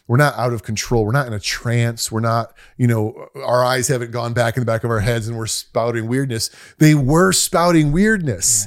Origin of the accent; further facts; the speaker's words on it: United States; being an American